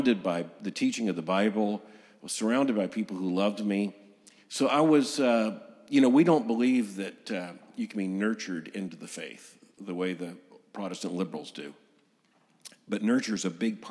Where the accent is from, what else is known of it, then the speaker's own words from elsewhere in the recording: Lakeland, Florida, United States; I was born in 1959 in Lakeland, Florida